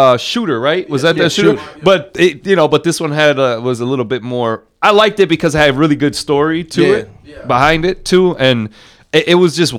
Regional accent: Massachusetts, United States; moved away; also born or lived in Midwest; I was born in Massachusetts, and I was born during the snowstorm

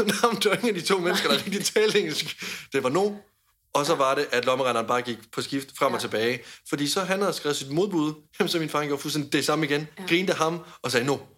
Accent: Denmark; hjemme i Danmark

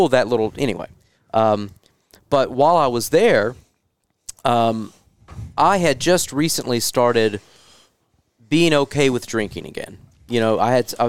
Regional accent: Kentucky area, Tennessee, United States; I'm from Tennessee, Kentucky area

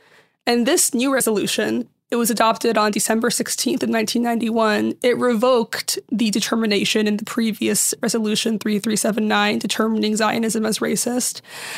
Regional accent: Syria; I'm from Syria, but even in Syria, everyone, like, in most Middle Eastern countries, there was a mix of all these religions and they all got along.

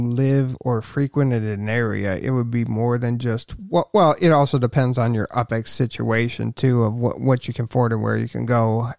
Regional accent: Cleveland, Ohio, United States; I'm from the Cleveland area

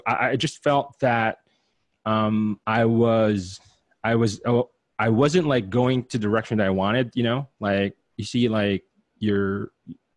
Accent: Philippines; moved away as an adult; now in United States; I'm an immigrant from the Philippines, half Chinese, half Filipino. Came here, right before I turned 21

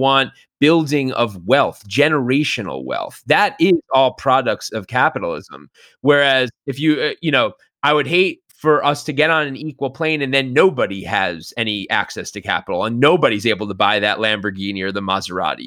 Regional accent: New York, United States; now in Los Angeles, United States; I live in Los Angeles. I'm from New York.

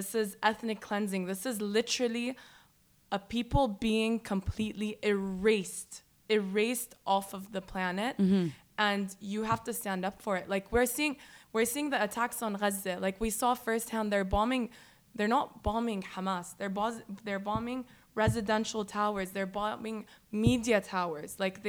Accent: United States; And I just think, and also because I was raised in the States, we had that freedom of speech. Like, when I was younger and living there

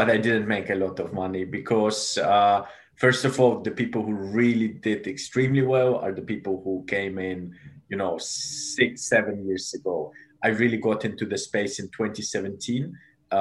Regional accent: Germany; also born or lived in Moldova / United Kingdom; now in London, United Kingdom; So I was born in Moldova originally, grew up in Germany, then came to the UK, studied here in the UK. I'm currently based in London

